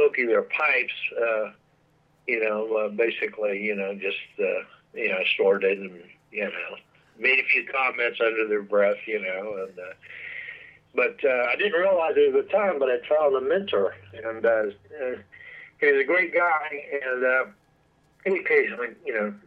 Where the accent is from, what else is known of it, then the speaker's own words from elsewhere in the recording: Miami, Florida, United States; I grew up in Miami, Florida